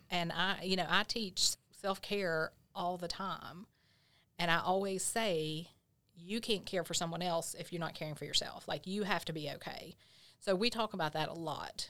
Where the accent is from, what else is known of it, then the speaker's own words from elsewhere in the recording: Grundy, Virginia, United States; I grew up in Grundy